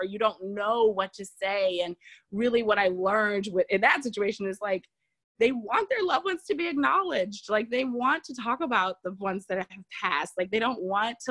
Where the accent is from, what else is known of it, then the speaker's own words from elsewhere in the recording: Southern Louisiana, United States; also born or lived in New Jersey; I grew up in Southern Louisiana